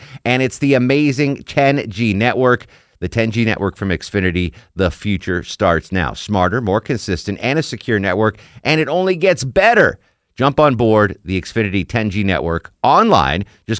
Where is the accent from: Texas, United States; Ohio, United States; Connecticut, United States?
Connecticut, United States; and I'm from Connecticut